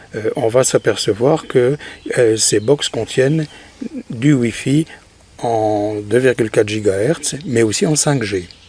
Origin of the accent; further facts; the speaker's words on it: France; chez nous, en France